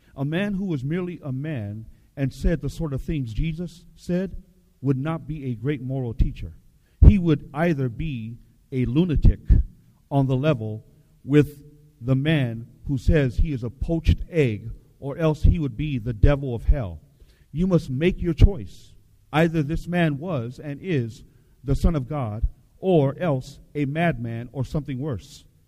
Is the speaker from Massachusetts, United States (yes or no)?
no; Seattle, Washington, United States; I grew up in Seattle